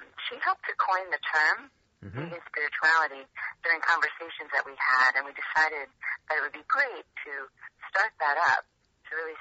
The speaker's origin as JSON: {"language": "English", "region": "West Coast", "country": "United States", "tie": "born or raised there", "also_born_or_lived": "Philadelphia", "moved": "yes", "lives_now": "California, United States", "said": "I grew up on the West Coast, and my family's out here, and so I took a little sojourn in Philadelphia for about 20 years, and then I decided to come back"}